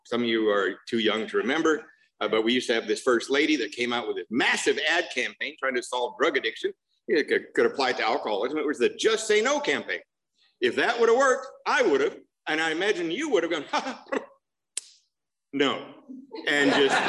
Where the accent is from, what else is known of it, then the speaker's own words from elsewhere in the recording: Covina, California, United States; I'm from Covina, not West Covina. There's a big difference.